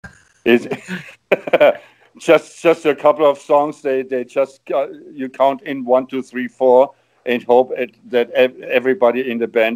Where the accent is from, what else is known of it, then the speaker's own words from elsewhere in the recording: Hanover, Lower Saxony, Germany; Hey, I'm from Hanover. I'm out of Hanover, you know. I'm a guy from Hanover